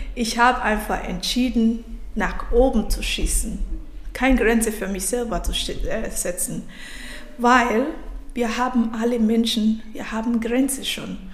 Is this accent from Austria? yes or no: no; Nigeria; German is a second language; moved away as an adult; now in Germany; ich bin nicht aus Deutschland, ich bin ursprünglich aus Nigeria